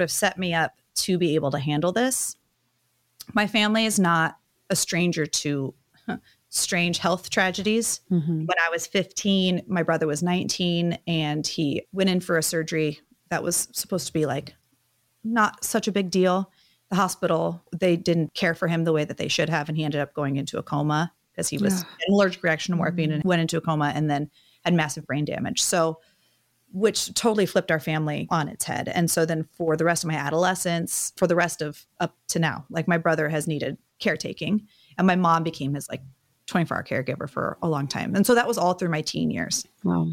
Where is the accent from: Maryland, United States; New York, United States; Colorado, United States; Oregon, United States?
Oregon, United States; Medford; moved away; my hometown of Medford